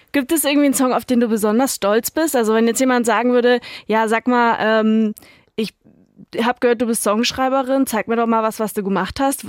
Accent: Erfurt, Thuringia, Germany; meine Heimat Erfurt

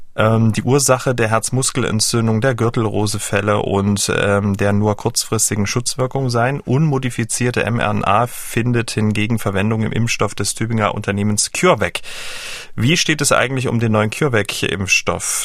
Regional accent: Dresden, Saxony, Germany; Ich kam ja aus dem Teil der Ahnungslosen aus Dresden und wir hatten ja nur DDR 1

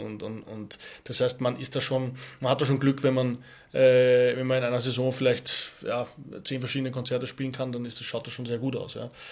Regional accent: Austria; Skifahren natürlich muss als Österreicher

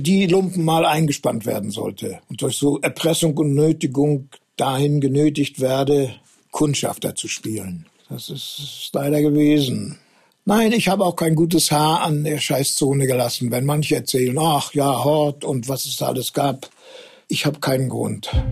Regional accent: Germany; moved away as an adult; also born or lived in Duisburg; ich bin ja in der Zone groß geworden

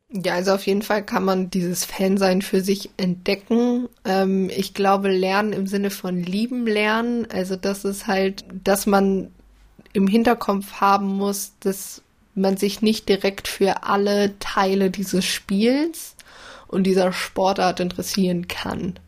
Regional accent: Bielefeld, North Rhine-Westphalia, Germany; moved away as an adult; now in Hannover, Germany; Ich komme aus Bielefeld, studiere Medienmanagement in Hannover

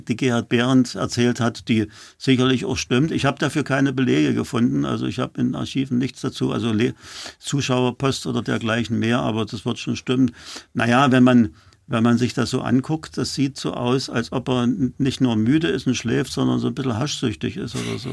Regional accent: Halle, Saxony-Anhalt, Germany; also born or lived in Weißenfels; now in Berlin, Germany; Ich stamme aus Halle, bin dann nach Berlin gekommen

